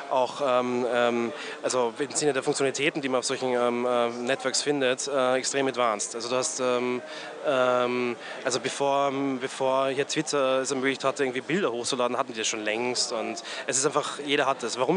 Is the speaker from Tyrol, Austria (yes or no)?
no; Graz, Styria, Austria; also born or lived in Vienna; now in China; Ich komme aus Graz eigentlich, äh, wohne äh, äh, war zehn Jahre in Wien äh, und äh, bin nach China gezogen vor ja, so sieben Jahren